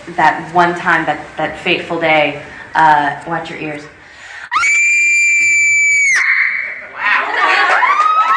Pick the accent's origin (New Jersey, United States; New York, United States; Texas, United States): Texas, United States; Dallas; also born or lived in Florida; I actually lived in Texas my whole life, pretty much. I was raised there in Dallas.